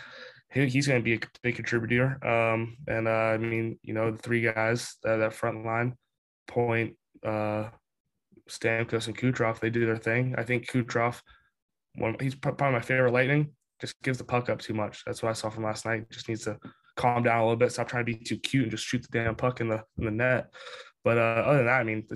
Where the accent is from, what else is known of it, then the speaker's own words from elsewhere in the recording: St. Pete Beach, Florida, United States; I am from St. Pete Beach, Florida. It's about 15 minutes from Tampa. Born and raised, just that's where I've lived my whole life